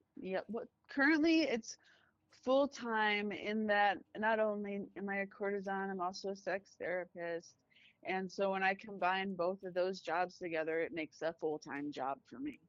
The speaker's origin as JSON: {"language": "English", "country": "United States", "said": "I am American"}